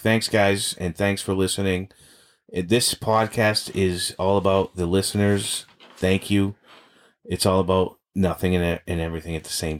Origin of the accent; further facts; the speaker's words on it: Boston, Massachusetts, United States; as kids growing up in Boston